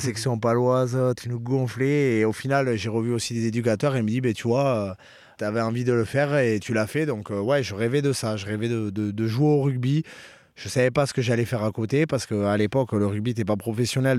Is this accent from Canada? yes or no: no; Bayonne, Nouvelle-Aquitaine, France; also born or lived in Pau / Auch; now in Perpignan, France; je suis natif de Bayonne